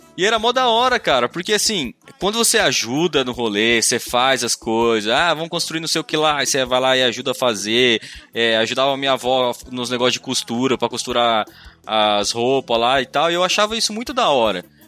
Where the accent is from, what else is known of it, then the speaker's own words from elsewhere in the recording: Ilha Solteira, São Paulo, Brazil; eu nasci em Ilha Solteira, né? Cidadezinha pequena